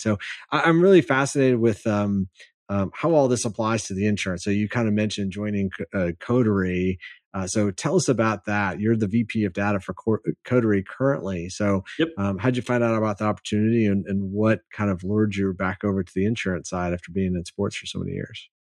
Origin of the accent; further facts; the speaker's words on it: Michigan, United States; moved away as an adult; now in San Antonio, United States; I grew up in Michigan